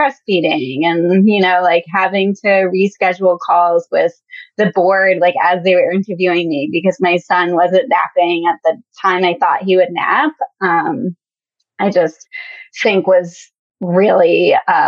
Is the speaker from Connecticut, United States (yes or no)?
yes; Connecticut, United States; moved away as an adult; now in Washington, D.C., United States; I'm from Connecticut